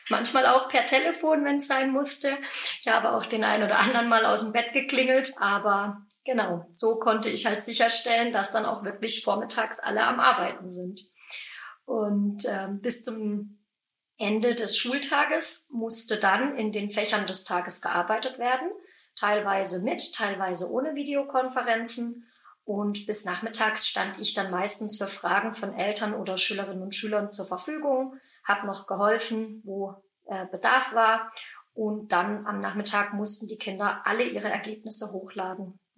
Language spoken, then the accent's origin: German; Baden-Württemberg, Germany; Also, ich bin 31 Jahre alt, komme ursprünglich aus der Nähe von Freiburg